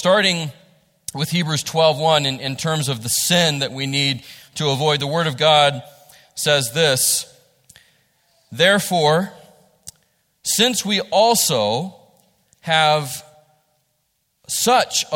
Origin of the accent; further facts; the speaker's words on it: West Virginia, United States; this is what we grow up with, those of us who are from here